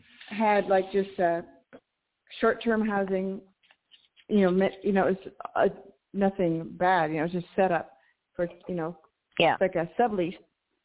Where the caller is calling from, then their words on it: New Mexico, United States; calling from New Mexico.